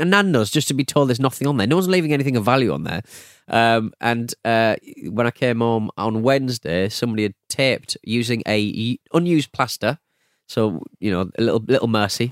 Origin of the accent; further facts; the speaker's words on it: United Kingdom; I'm very British